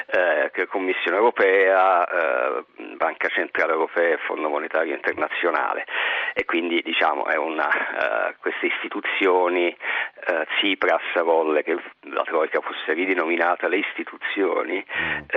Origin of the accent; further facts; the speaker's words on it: Rome, Lazio, Italy; io sono romano, non sono sì, senese, sì, sì. vivo anche a Roma.